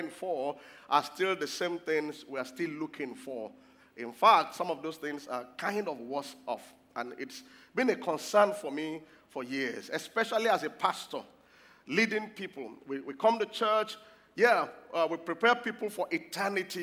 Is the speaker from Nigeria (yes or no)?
yes; Lagos, Nigeria; I grew up in Lagos